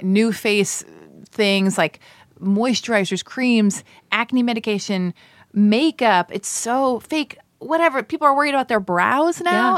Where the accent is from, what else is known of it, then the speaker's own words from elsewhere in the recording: United States; I'm American